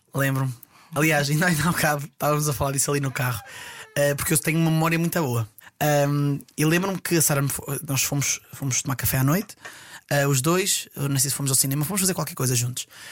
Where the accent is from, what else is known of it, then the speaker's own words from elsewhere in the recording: Estarreja, Aveiro District, Portugal; now in Ovar, Portugal; sou natural de Estarreja, atualmente a viver em Ovar